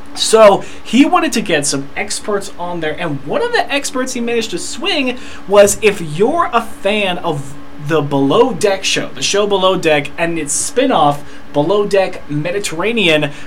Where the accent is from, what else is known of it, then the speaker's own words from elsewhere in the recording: Texas, United States; my home state of Texas